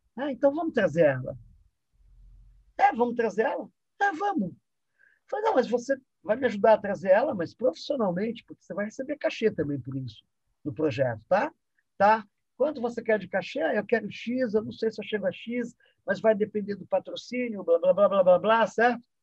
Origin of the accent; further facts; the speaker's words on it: São Paulo, Brazil; also born or lived in Egypt; vou crescendo num ambiente onde o carnaval de rua também acontecia, que é a Avenida São João